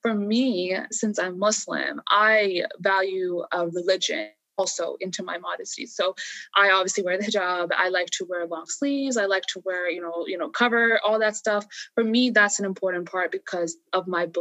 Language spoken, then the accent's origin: English; United States; as someone who was growing up in America